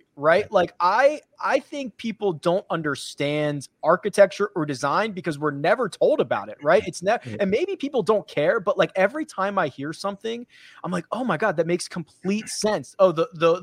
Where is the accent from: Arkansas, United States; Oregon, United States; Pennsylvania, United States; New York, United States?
Pennsylvania, United States; outside of Philadelphia; I grew up outside of Philadelphia.